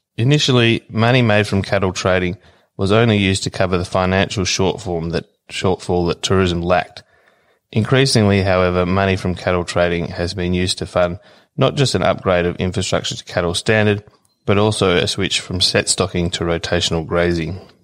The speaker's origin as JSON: {"language": "English", "country": "Australia", "said": "I'm from Willeen Station"}